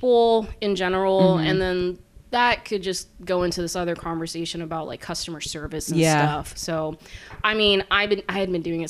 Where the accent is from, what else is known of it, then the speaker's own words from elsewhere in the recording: Corpus Christi, Texas, United States; I was born and raised here in Corpus